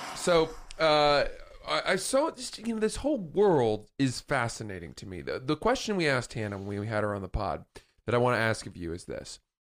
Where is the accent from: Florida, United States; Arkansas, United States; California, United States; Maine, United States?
Maine, United States; I'm from Maine